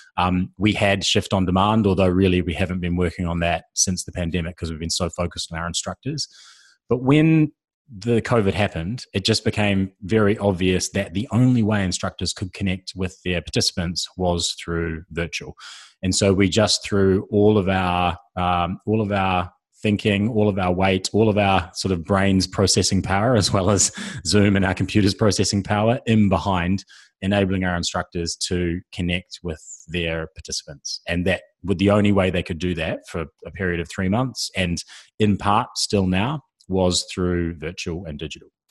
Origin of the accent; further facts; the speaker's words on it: New Zealand; I'm a New Zealander.